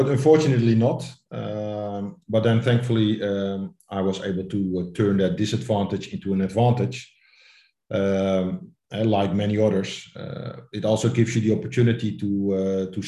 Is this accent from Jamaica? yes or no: no; Amsterdam, North Holland, Netherlands; I'm born and raised in Amsterdam, so then you grow up with Ajax and Johan Cruyff.